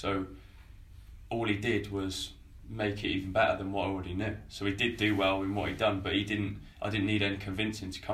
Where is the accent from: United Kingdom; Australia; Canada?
United Kingdom; Stroud, South West England; now in Chelmsford, United Kingdom; I'm from Stride, so I feel like I am West Country anyway, although I'm at the top of it.